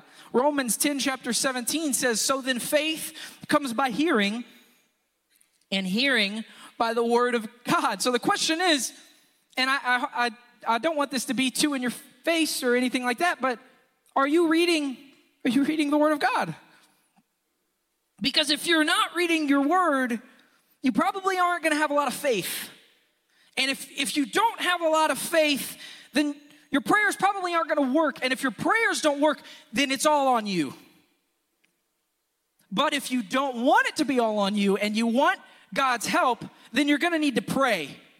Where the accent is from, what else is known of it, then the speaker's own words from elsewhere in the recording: Houston, Texas, United States; if I were to tell you … I'm a Houstonian from Houston